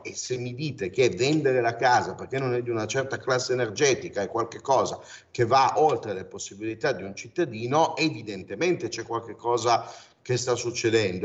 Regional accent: Turin, Piedmont, Italy; io sono di Torino

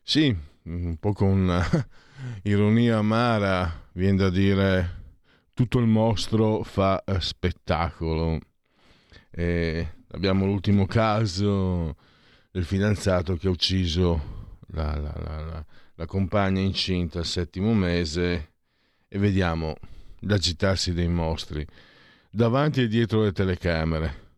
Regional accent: Venice area, Veneto, Italy

